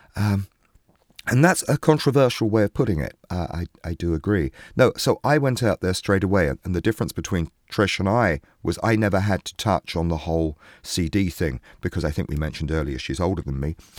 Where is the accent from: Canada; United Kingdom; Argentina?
United Kingdom; England; now in New York, United States